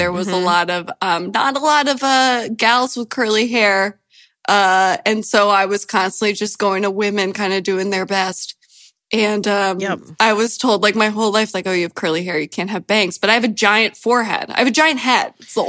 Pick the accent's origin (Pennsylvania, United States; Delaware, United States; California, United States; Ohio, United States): Delaware, United States; All my life, I grew up in Delaware